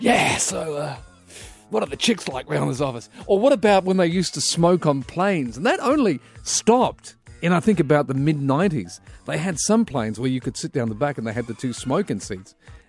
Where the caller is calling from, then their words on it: Australia; I'm calling you from Australia.